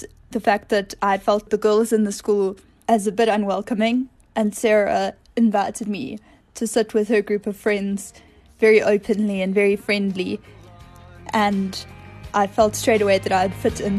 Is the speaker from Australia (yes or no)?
no; Durban, KwaZulu-Natal, South Africa; We were both born and bred in Durban.